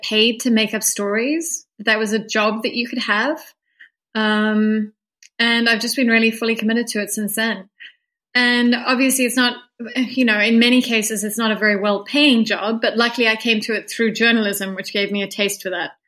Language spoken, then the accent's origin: English; South Africa; I'm a South African novelist.